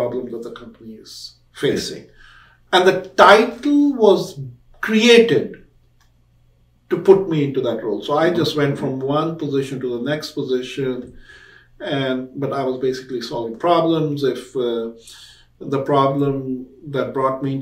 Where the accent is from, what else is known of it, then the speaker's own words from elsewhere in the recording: India; moved away as an adult; now in United States; When I was growing up in India